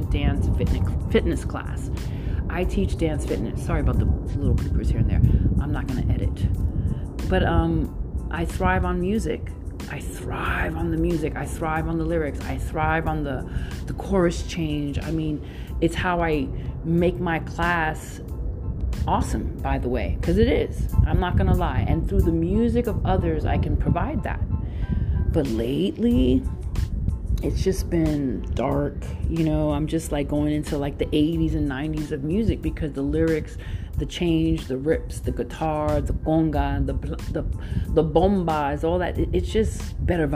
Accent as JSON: {"language": "English", "town": "New York City", "region": "New York", "country": "United States", "said": "coming from parents that, you know, were born and bred in Puerto Rico, Boricua, you know, Brooklyn all day, Boricua."}